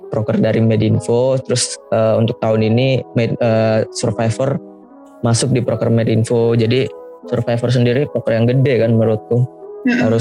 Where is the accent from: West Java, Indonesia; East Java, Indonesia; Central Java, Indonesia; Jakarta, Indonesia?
East Java, Indonesia; Surabaya; dari Antropologi Angkatan 2019. Aku dari Surabaya.